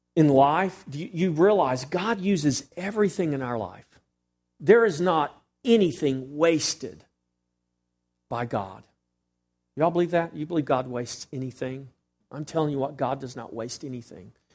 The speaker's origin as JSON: {"language": "English", "region": "Texas", "country": "United States"}